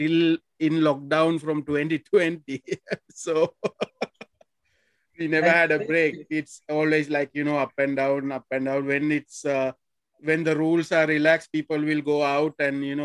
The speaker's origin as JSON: {"language": "English", "town": "Negombo", "region": "Western Province", "country": "Sri Lanka", "said": "I'm actually from Nigambo."}